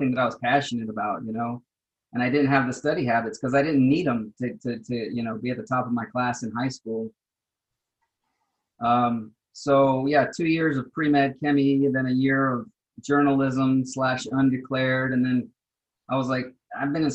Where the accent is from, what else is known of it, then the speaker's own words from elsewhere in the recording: Austin, Texas, United States; moved away; I grew up in South Austin